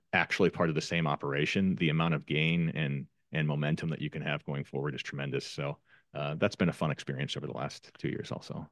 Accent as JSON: {"language": "English", "region": "Northwest Iowa", "country": "United States", "said": "I'm from Northwest Iowa, and, uh, I'm a crop farmer"}